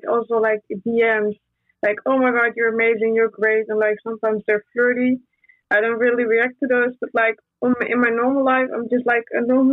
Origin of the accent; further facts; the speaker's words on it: Brazil; I'm from Brazil.